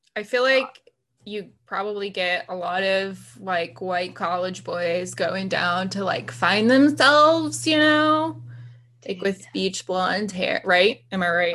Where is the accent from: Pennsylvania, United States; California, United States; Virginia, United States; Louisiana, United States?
Virginia, United States; Haymarket; born or raised there